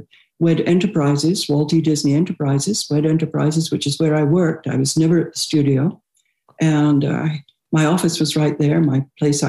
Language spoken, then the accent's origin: English; United Kingdom; now in United States; I'm British.